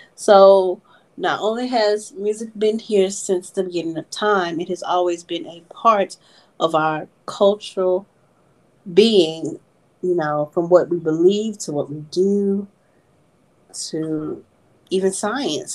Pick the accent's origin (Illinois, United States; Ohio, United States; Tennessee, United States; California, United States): Tennessee, United States; Memphis; us being from Memphis